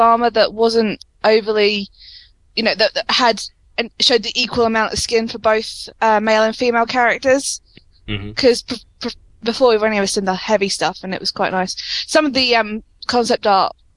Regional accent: United Kingdom; especially being British

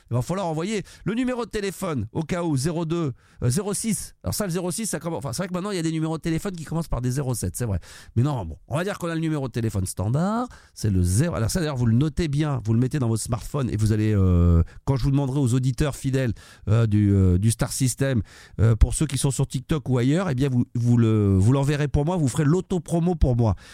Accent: Marseille, Provence-Alpes-Côte d'Azur, France; Les gens pensent systématiquement que parce qu'on est de Marseille, on aime le foot et on supporte l'Olympique de Marseille

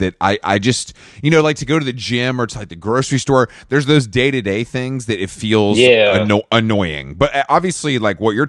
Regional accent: Atlanta, Georgia, United States; moved away; I'm from Atlanta

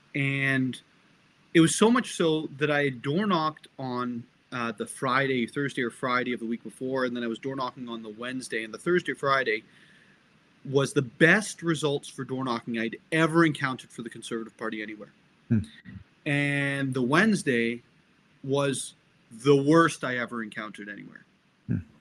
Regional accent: Barrie, Ontario, Canada; also born or lived in England; I, I, had the benefit of growing up in um, in government housing and not-for-profit housing in Barrie, Ontario

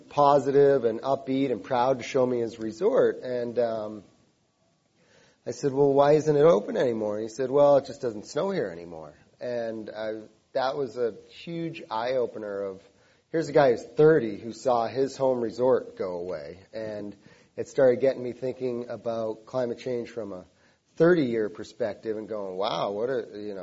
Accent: Cape Cod, Massachusetts, United States; growing up on Cape Cod

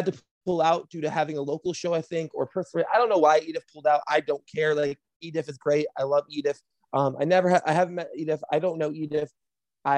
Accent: Flint, Michigan, United States; moved away as an adult; now in Chicago, United States; I was born and raised in Flint, Michigan

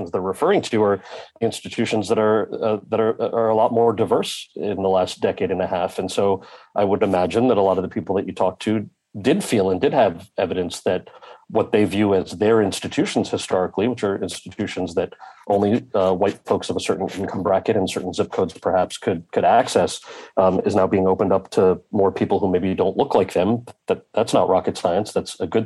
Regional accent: New Jersey, United States; my brother and I, born and raised in New Jersey, were raised fully American kids, bilingual

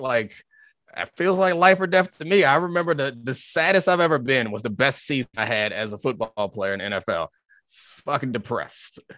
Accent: Baltimore, Maryland, United States; I'm from Baltimore

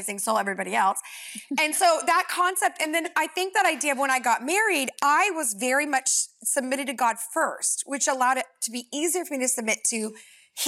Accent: California, United States; I'm a California Christian

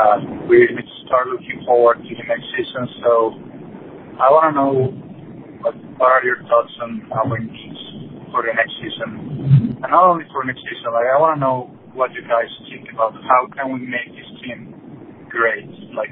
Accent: Mexico; This is …. I'm again from Mexico.

